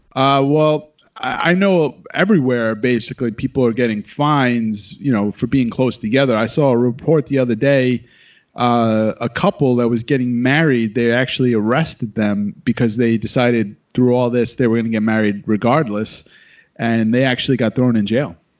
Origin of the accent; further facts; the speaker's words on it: New York, United States; now in Los Angeles, United States; I'm from New York